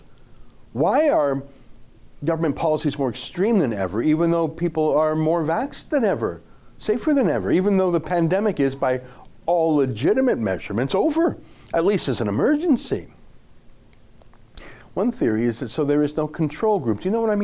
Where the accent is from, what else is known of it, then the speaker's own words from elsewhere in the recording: Calgary, Alberta, Canada; I grew up in Calgary, and I went to a Jewish grade school